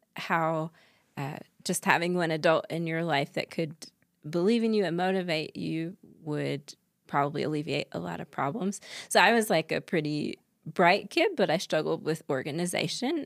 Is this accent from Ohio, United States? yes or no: no; North Carolina, United States; now in Utah, United States; I grew up in North Carolina